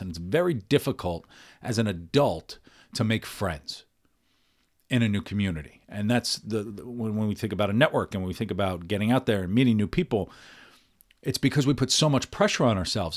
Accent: United States; who I am as as an Irish American

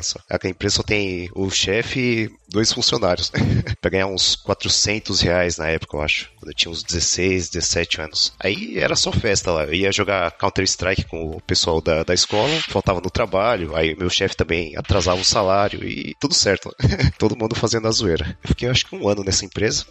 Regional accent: São Paulo, Brazil; moved away as an adult; now in Moscow, Russia; eu nasci em São Paulo, mas minha família toda veio de Minas. E eu sou filho de mãe solteira e passei a minha vida inteira na ZL

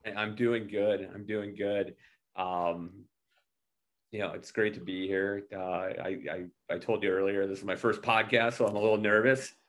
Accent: Minneapolis, Minnesota, United States; I grew up in Minneapolis

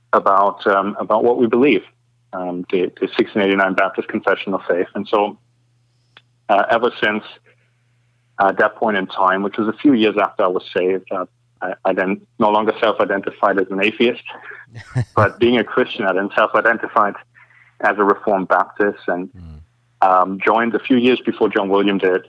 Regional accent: East Germany, Germany; moved away as an adult; also born or lived in Kansas; now in Scotland, United Kingdom; I grew up in Germany in a very secular environment in what used to be kind of East Germany

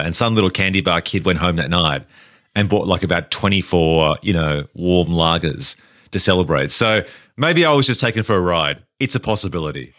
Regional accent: Australia; also born or lived in England

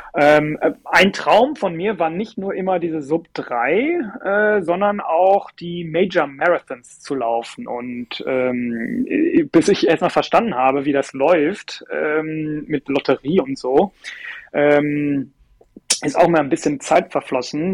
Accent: Cologne, North Rhine-Westphalia, Germany; in meiner Heimatstadt

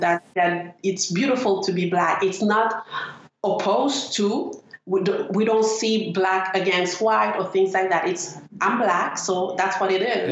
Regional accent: Montreal, Quebec, Canada; I'm from Montreal North

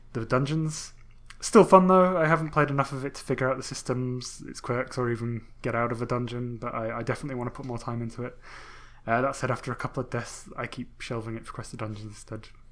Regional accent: England, United Kingdom; I'm English

